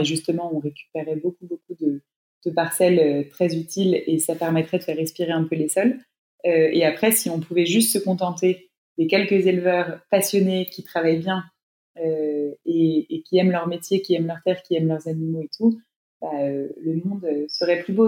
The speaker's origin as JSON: {"language": "French", "country": "France", "said": "chez nous en France"}